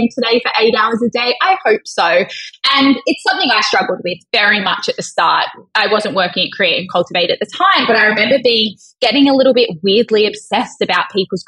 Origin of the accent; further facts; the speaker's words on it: Australia; being Australian